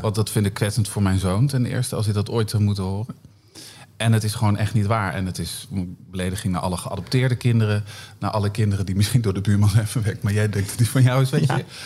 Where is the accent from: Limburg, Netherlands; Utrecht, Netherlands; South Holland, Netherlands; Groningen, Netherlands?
Groningen, Netherlands; Northeast; Ik kom uit Noordoost-Groningen, heel klein dorpje